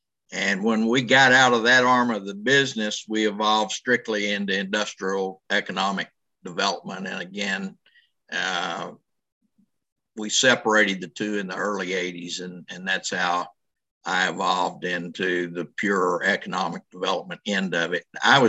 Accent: Fort Worth, Texas, United States; Fort Worth.

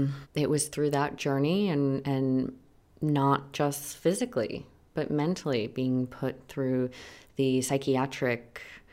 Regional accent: New York City, New York, United States; now in Los Angeles, United States; I'm from Manhattan.

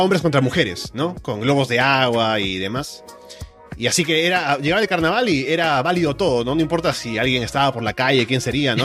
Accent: Peru; cuando era niño, el carnaval acá en el Perú

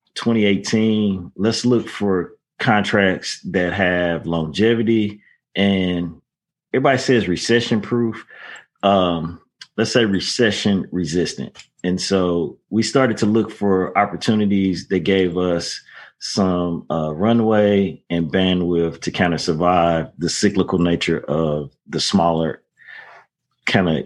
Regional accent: St. Louis, Missouri, United States; now in Dallas, United States; I grew up in St. Louis

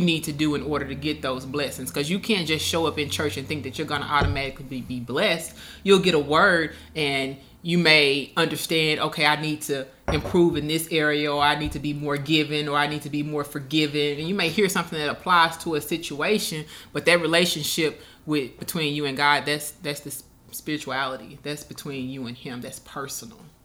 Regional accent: Moscow, Arkansas, United States; moved away; also born or lived in Pine Bluff, Arkansas; I was actually born in Pine Bluff, but I was raised in Moscow

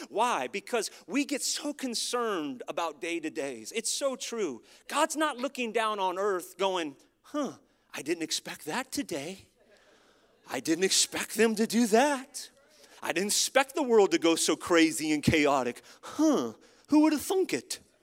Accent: United States; as an American living in America

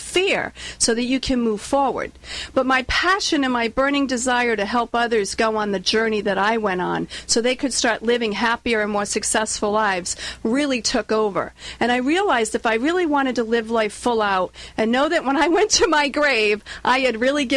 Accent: Warwick, Rhode Island, United States; accent: Rhode Island; moved away as an adult; now in Southern California, United States; as you can tell from my accent, I'm not from California. I'm from Warwick, Rhode Island

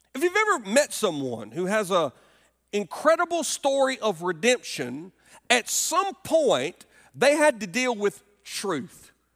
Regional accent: Alabama, United States; moved away as an adult; now in Greenville, United States; our home state where I grew up in Alabama

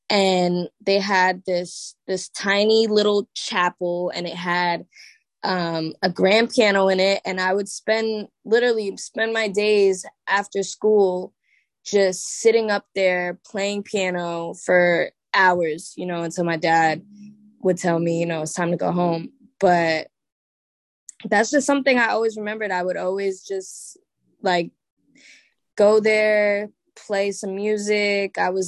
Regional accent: Staten Island, New York, United States; Word. Staten Island. So I always say, like, I already kind of lived life in a bubble, like just off of where I went to school, just off of just my whole environment at that time was church and school.

